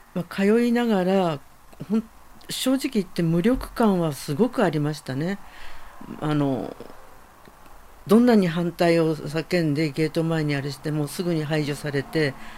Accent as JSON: {"language": "Japanese", "region": "Tokyo", "country": "Japan", "tie": "born or raised there", "also_born_or_lived": "Nagano Prefecture", "moved": "as an adult", "lives_now": "Okinawa, Japan", "said": "東京生まれ東京育ちなんですが"}